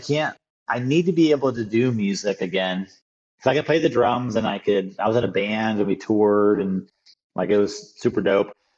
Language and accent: English; outside DC, Northern Virginia, United States; I grew up outside DC in Northern Virginia, in the super suburby, you know, area